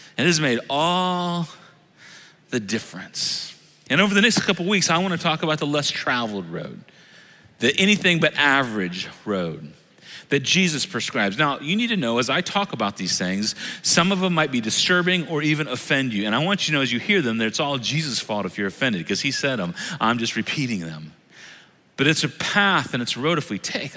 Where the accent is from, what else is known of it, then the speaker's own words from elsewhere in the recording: United States; I love being an American